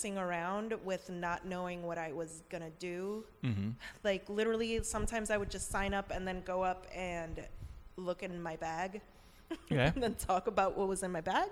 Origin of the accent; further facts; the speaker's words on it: New York, United States; moved away as an adult; also born or lived in Bethlehem; I'm from New York